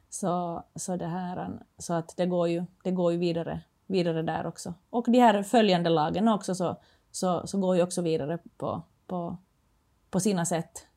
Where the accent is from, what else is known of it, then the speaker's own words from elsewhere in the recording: Finland; moved away as an adult; now in Sweden; jag kommer från Finland